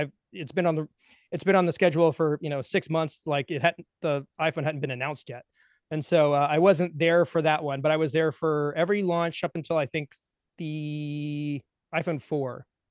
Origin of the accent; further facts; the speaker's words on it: Atlanta, Georgia, United States; I'm from the Atlanta area